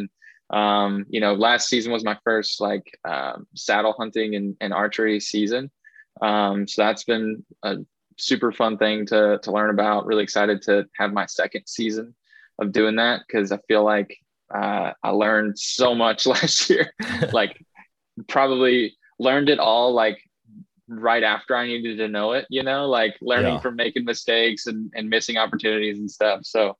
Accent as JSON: {"language": "English", "region": "Indiana", "country": "United States", "tie": "born or raised there", "said": "Growing up, I grew up here in Southern Indiana."}